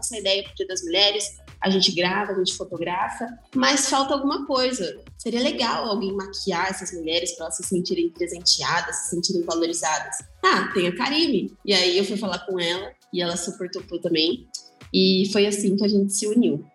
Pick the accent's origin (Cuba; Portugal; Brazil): Brazil; interior of São Paulo; sou do interior de São Paulo